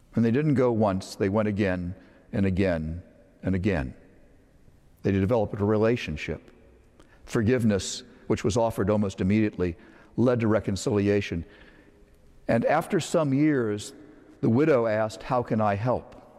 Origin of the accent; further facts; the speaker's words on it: Northern Virginia, United States; When I was a child, I grew up in Northern Virginia.